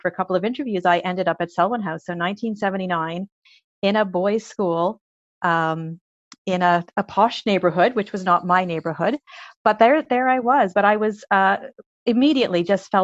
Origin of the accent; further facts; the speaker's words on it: Montreal, Quebec, Canada; I was born and brought up in Montreal